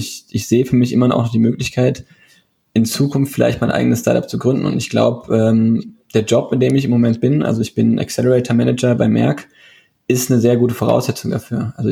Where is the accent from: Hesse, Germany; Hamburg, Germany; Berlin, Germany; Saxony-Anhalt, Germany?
Hesse, Germany; Darmstadt; also ich ich bin hier sogar in Darmstadt aufgewachsen, wo ich jetzt auch arbeite.